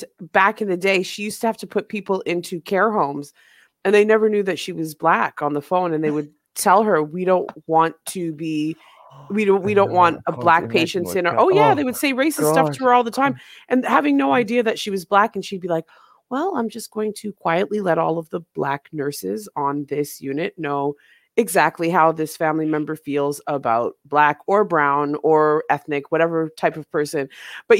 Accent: Canada; also born or lived in Jamaica; now in England; I'm from Canada, I live in England

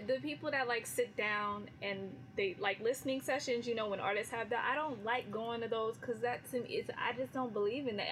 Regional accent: California, United States; I'm from California.

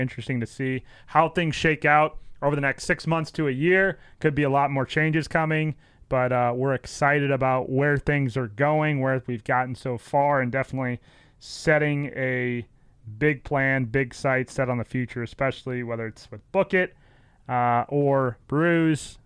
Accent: St. Louis, Missouri, United States; born or raised there

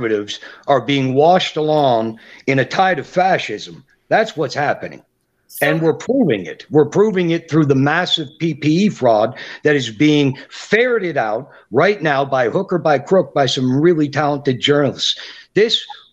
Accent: Canada; I'm a Canadian

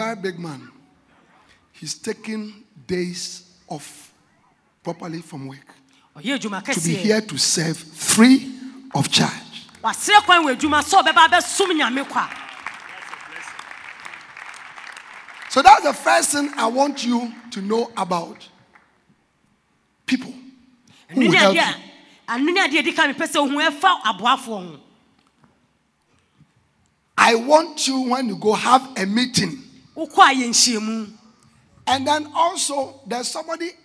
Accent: Accra, Greater Accra, Ghana; I'm from Accra. I go to Tema New Town.

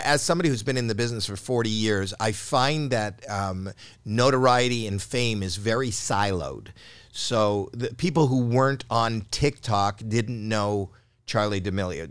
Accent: Canada; I'm Canadian

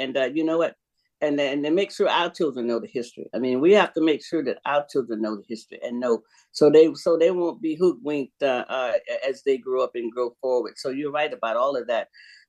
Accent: Florida, United States; I grew up in Florida.

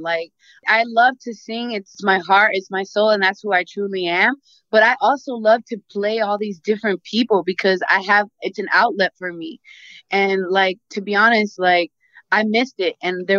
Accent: New York City, New York, United States; born there; Yeah, New York, like I was born in Queens.

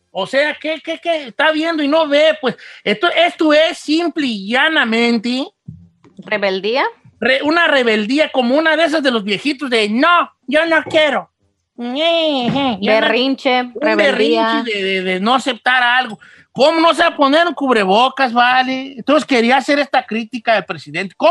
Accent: Guadalajara, Jalisco, Mexico; Es que yo soy de Guadalajara y ya decimos

